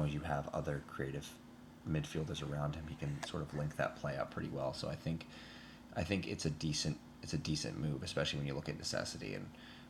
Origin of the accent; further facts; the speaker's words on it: United States; for me as it obviously as an American and also a Chelsea fan.